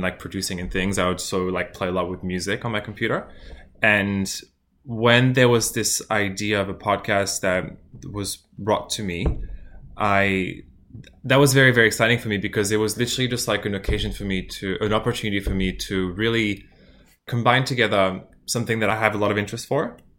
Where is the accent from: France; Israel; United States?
France; moved away as an adult; now in Melbourne, Australia; I'm from France as well, and I've been in Australia since, for, like, the past six years